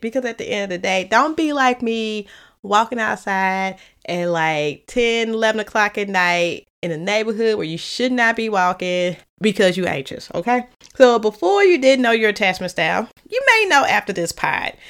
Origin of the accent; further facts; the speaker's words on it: St. Louis, Missouri, United States; accent: Saint Louis; my Saint Louis accent